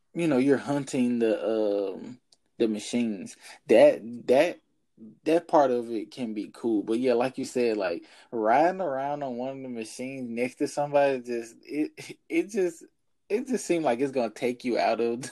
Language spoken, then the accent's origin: English; Jackson, Mississippi, United States; now in Houston, United States; my hometown, like little old Jackson, Mississippi